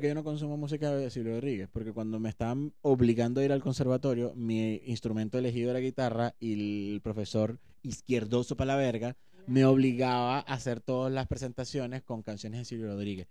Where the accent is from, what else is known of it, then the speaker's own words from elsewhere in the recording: Venezuela; nosotros que somos venezolanos